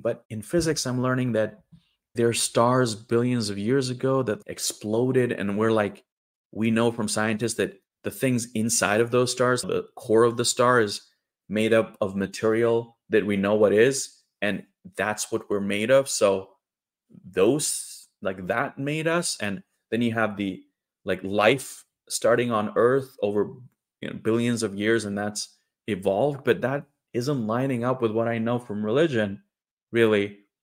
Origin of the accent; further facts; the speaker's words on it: Trondheim, Trøndelag, Norway; also born or lived in India; my hometown of Trondheim, in the middle of Norway